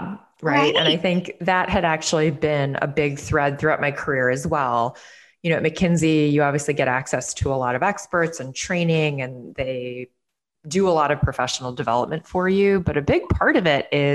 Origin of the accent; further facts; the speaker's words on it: Chicago, Illinois, United States; moved away as an adult; also born or lived in New York City; my hometown of Chicago